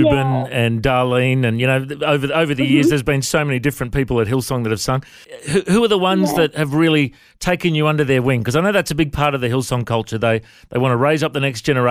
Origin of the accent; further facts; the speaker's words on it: Coffs Harbour, New South Wales, Australia; I grew up in Coffs Harbour in New South Wales